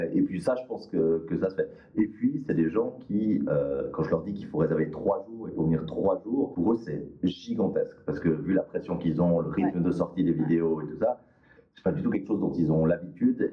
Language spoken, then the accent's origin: French; Valais, Switzerland; moved away; also born or lived in Lake Geneva region; je suis né en Valais, j'ai des origines valaisannes, parce que tout valaisan précise toujours dès le début